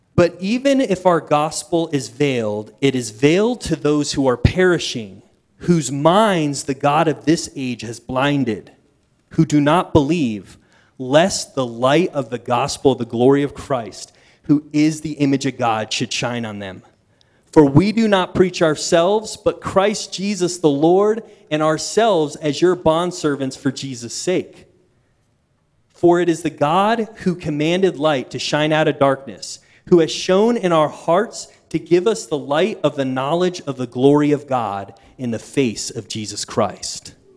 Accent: East Coast, United States; moved away; as a kid, see, I grew up on the East Coast

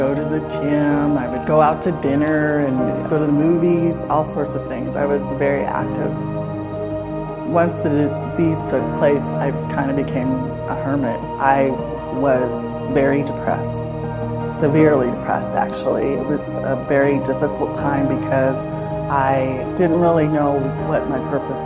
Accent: Salem, Oregon, United States; now in Corvallis, United States; I was born in Salem, Oregon

